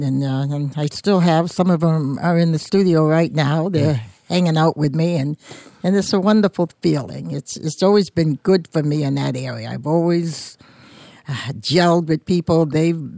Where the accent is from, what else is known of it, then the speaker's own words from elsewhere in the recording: Portsmouth, New Hampshire, United States; being born and raised in Portsmouth